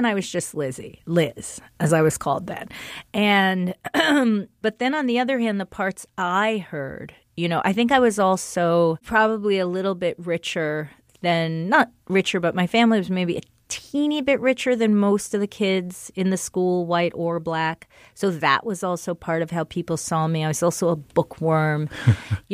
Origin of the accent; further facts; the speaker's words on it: Englewood, New Jersey, United States; moved away; also born or lived in Baltimore; I was raised in Englewood, which was the city of biraciality when I was born there